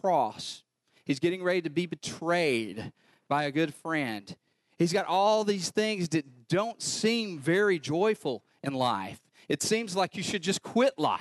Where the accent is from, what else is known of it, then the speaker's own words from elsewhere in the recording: North Carolina, United States; I'm from North Carolina